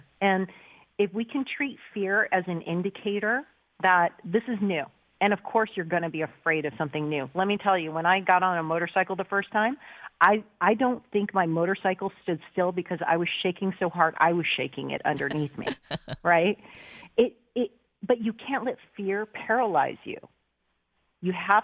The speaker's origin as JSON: {"language": "English", "country": "United States", "tie": "born or raised there", "said": "I was born in the States"}